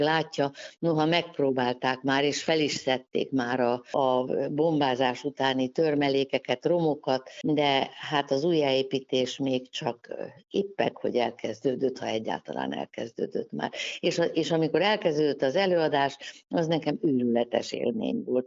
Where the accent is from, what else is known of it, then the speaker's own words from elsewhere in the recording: Budapest, Hungary; én háborús gyerek vagyok, szóval én a háború alatt születtem, és lebombázott Budapest volt a, az én első emlékem